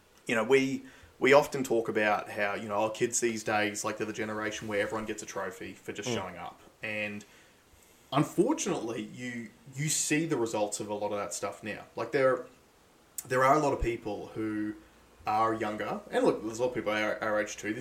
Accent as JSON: {"language": "English", "town": "Tamborine Mountain", "region": "Queensland", "country": "Australia", "tie": "born or raised there", "said": "growing up on Tamari Mountain, small town"}